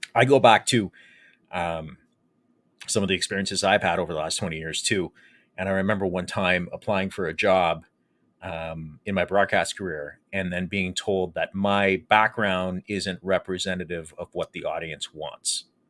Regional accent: Windsor, Ontario, Canada; growing up in South Walkerville, uh, and, and in the Walker Home Sites area

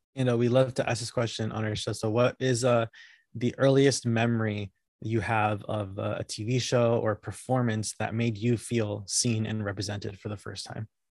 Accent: Connecticut, United States; I was born and raised in Connecticut

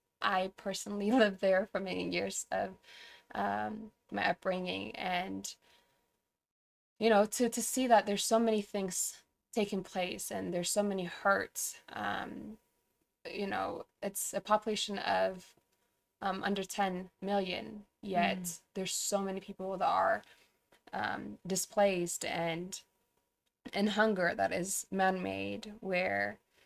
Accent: Tigray, Ethiopia; let me give a little background about what's going on in my hometown. But so Tigray is located in the northern part of Ethiopia.

